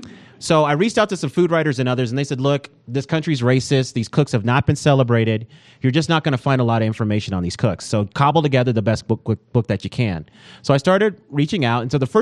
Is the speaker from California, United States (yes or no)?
no; Denver, Colorado, United States; also born or lived in Aurora, Colorado; I grew up in Denver, moved out to the suburbs, so moved out to Aurora when I was a little kid.